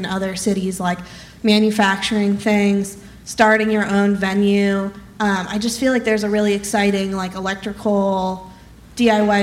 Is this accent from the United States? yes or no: yes; Nebraska, United States; moved away as an adult; also born or lived in Minneapolis / New York; now in Los Angeles, United States; I grew up in Nebraska and then went to school in Minneapolis and then moved to New York.